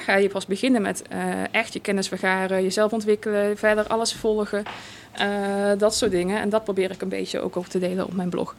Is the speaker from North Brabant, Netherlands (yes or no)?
yes; North Brabant, Netherlands; als Brabander, volgens mij kom je gewoon bijna standaard in de Efteling als kind zijn.